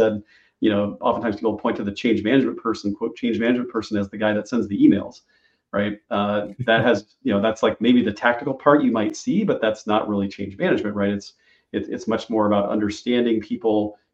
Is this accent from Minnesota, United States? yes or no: no; Illinois, United States; I'm from Illinois, and it's the land of Lincoln